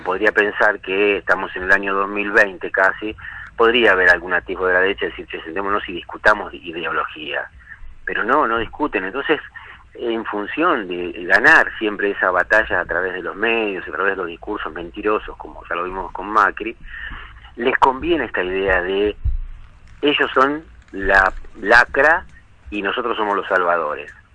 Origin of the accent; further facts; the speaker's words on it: Argentina; los argentinos